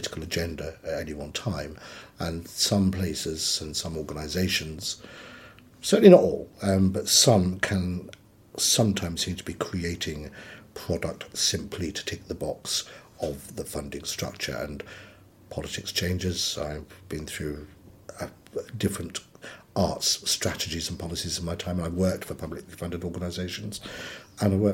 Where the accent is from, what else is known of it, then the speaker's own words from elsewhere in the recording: West Cornwall, South West England, United Kingdom; I grew up in West Cornwall